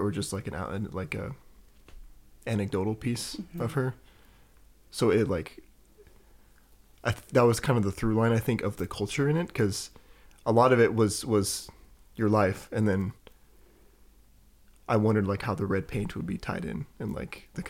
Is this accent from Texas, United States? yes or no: no; East Wenatchee, Washington, United States; I grew up in East Wenatchee with my non-native family